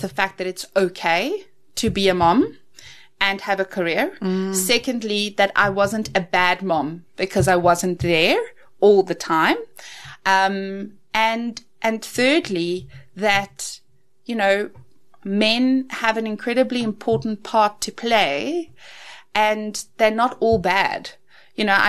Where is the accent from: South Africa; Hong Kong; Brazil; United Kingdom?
South Africa; growing up in the Afrikaans culture